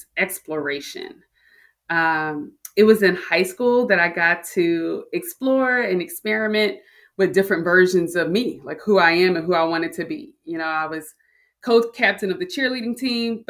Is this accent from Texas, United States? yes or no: no; Philadelphia, Pennsylvania, United States; I grew up in Philly, a working class neighborhood in Philadelphia